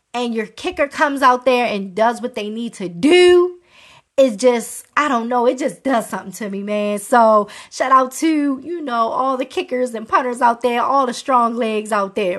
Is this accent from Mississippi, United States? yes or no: no; Baltimore, Maryland, United States; I'm from Baltimore